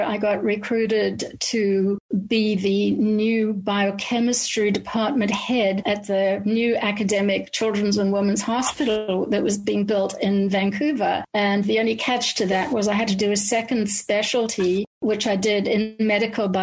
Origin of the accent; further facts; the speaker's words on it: Cape Town, Western Cape, South Africa; accent: Cape Town, South African; moved away as an adult; also born or lived in Pretoria, South Africa; now in Canada; I grew up in Cape Town